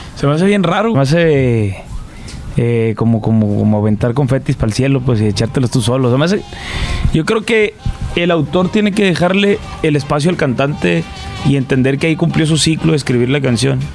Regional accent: Sinaloa, Mexico; ahí crecí, ahí en en Sinaloa. Me gusta mucho eh, poder decir que vivo aún ahí

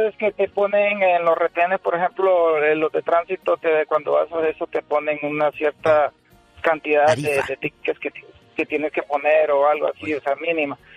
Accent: El Salvador; En El Salvador.

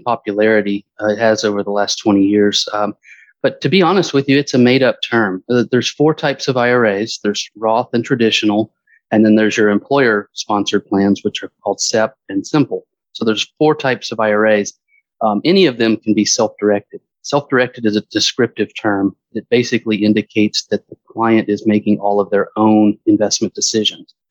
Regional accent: Stone Mountain, Georgia, United States; moved away as an adult; also born or lived in Alabama / Fort Myers, Florida; now in Florida, United States; I grew up in Stone Mountain, Georgia, which is about 20 miles east of Atlanta.

